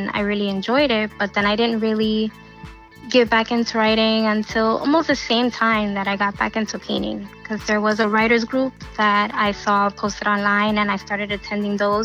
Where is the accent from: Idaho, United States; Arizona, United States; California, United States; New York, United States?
New York, United States; New York City; I grew up in Queens, right near Flushing Meadow Park.